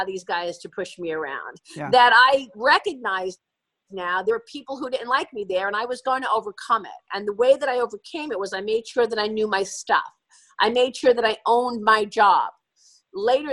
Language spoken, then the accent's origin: English; New York City, New York, United States; I grew up in Brooklyn